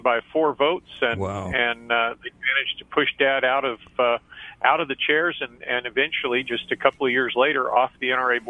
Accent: Arizona, United States; also born or lived in Abilene, Texas / Ohio / Illinois; our Texas roots go way back. But I was raised in Arizona for the most part.

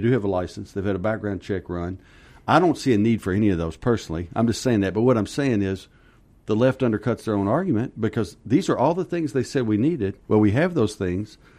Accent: Kentucky, United States; moved away as an adult; also born or lived in Texas; now in Arizona, United States; I grew up in Kentucky, and, uh, lived there. I think I was twenty-one

